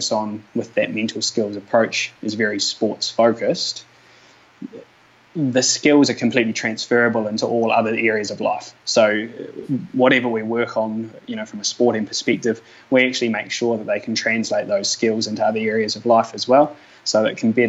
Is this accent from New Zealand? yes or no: yes; Mosgiel, Otago, New Zealand; I grew up down in Mosgiel, down south in Dunedin there